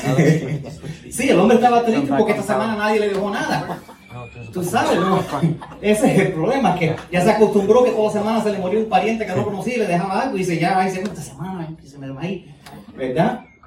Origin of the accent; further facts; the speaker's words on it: United States; Spanish is a second language; el español mío no es el mejor, yo soy americano, ¿ok? Y entonces eh, pero mis padres son cubanos, entonces tuve que aprender español